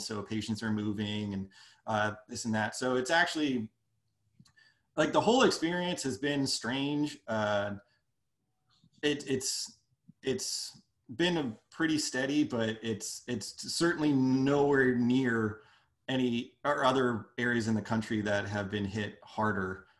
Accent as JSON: {"language": "English", "country": "Canada", "also_born_or_lived": "Brooklyn, New York", "moved": "as an adult", "lives_now": "United States", "said": "I'm I'm from Canada"}